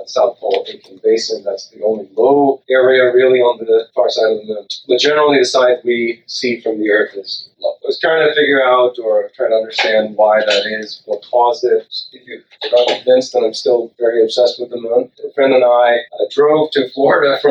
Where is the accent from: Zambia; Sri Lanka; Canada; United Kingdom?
Sri Lanka; now in United States; I grew up in Sri Lanka.